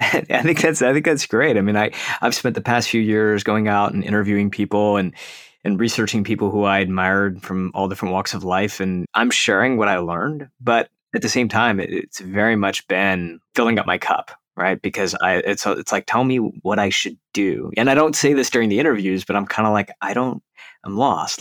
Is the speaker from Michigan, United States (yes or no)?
yes; Detroit, Michigan, United States; now in California, United States; we're originally from Detroit